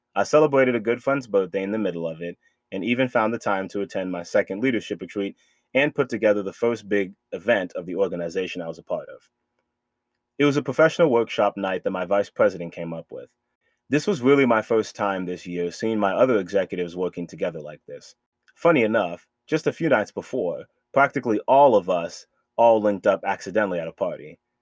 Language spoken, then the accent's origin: English; Boston, Massachusetts, United States; moved away; my hometown of Boston, Massachusetts